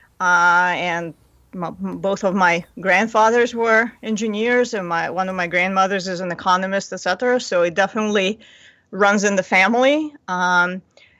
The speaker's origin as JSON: {"language": "English", "region": "Moscow", "country": "Russia", "tie": "born or raised there", "also_born_or_lived": "Ithaca, New York / Boston", "moved": "as an adult", "lives_now": "Ann Arbor, United States", "said": "I was a kid growing up in Moscow"}